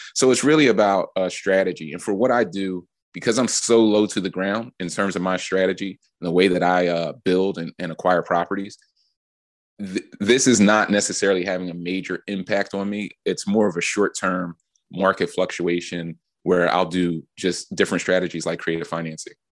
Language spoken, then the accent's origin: English; Philadelphia, Pennsylvania, United States; growing up in Philly